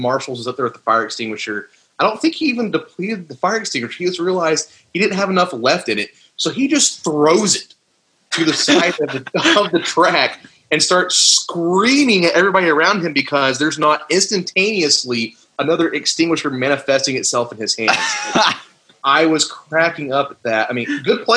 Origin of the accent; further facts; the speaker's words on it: United States; I'm an American.